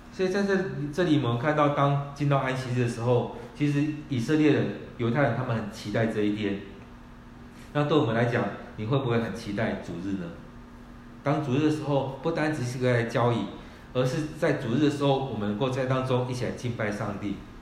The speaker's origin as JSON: {"language": "Chinese", "region": "Kaohsiung", "country": "Taiwan", "moved": "yes", "said": "我们是高雄的人，我们回到高雄去"}